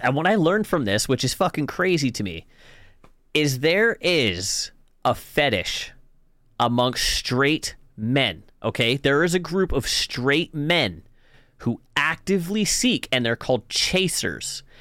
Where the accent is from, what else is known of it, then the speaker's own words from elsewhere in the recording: the Kootenays, British Columbia, Canada; moved away; I'm from the Kootenays